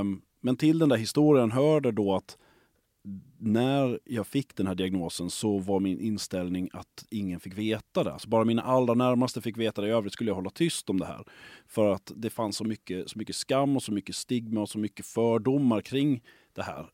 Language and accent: Swedish; Lund, Skåne, Sweden; moved away as an adult; also born or lived in Stockholm / Gothenburg; jag är uppvuxen i Lund. Jag har så att säga flyttat tillbaka hem igen ja, efter att ha varit borta under väldigt lång tid eh, uppe i Stockholm och i Göteborg